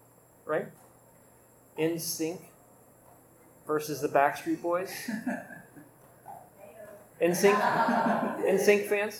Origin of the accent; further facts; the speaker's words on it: Indiana, United States; I grew up Catholic in Indiana